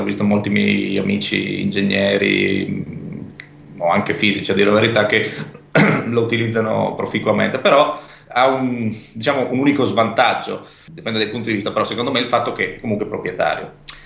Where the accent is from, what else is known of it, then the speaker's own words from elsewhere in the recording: Pordenone, Friuli-Venezia Giulia, Italy; moved away as an adult; now in Trieste, Italy; questo ospedale era nei pressi della mia città natale, che è Pordenone